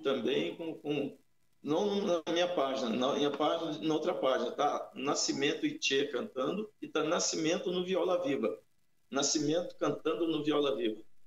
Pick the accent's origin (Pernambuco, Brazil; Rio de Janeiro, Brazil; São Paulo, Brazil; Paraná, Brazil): São Paulo, Brazil; also born or lived in Guará, São Paulo; now in Guarulhos, Brazil; eu sou paulistano, fui para o interior, para uma cidade chamada Guará, a 400 quilômetros de São Paulo